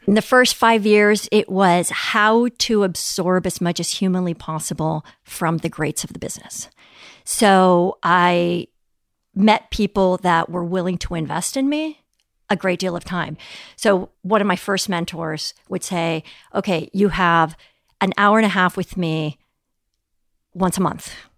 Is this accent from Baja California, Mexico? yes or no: no; Mexico City, Mexico; moved away; also born or lived in Europe / United States; growing up in Mexico City